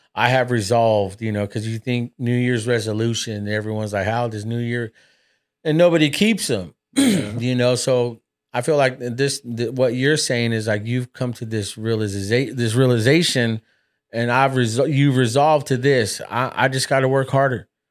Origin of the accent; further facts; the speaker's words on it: United States; I was born raised here in America